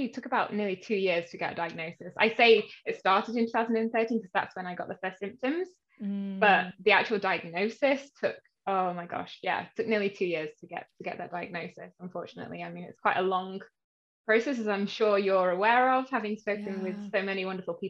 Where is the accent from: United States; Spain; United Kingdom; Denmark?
United Kingdom; Yorkshire and the Humber; now in London, United Kingdom; I live in the UK, in London. I'm originally actually from Yorkshire, which is a bit further up north.